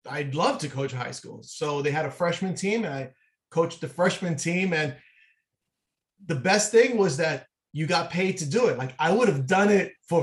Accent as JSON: {"language": "English", "town": "New York City", "region": "New York", "country": "United States", "tie": "born or raised there", "said": "I grew up in Manhattan, in the city, not a lot of green space"}